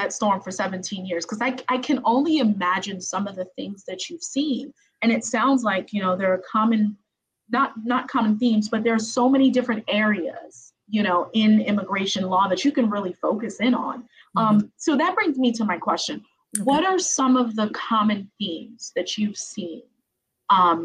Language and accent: English; Haiti; moved away; mine are from Haiti. And I was born in Haiti too